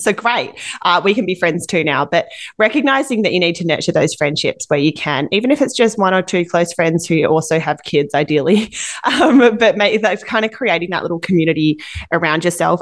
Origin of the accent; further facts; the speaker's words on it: Perth, Western Australia, Australia; now in Vancouver, Canada; my hometown of Perth, Western Australia